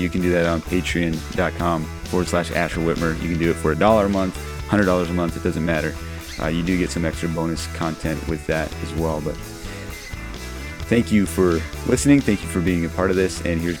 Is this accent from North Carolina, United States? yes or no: no; Minnesota, United States; moved away as an adult; also born or lived in Thailand; I grew up in Minnesota